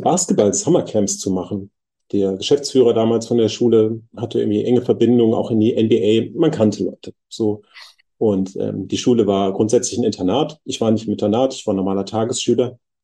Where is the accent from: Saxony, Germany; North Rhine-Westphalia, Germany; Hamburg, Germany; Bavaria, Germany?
North Rhine-Westphalia, Germany; Bad Honnef; moved away as an adult; also born or lived in Bonn; now in Berlin, Germany; ich bin in Bonn geboren und ein bisschen weiter äh, südlich aufgewachsen im wunderschönen Bad Honnef